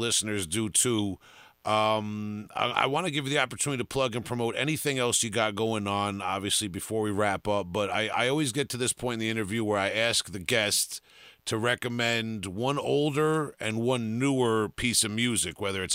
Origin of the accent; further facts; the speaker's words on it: Long Island, New York, United States; I'm from Long Island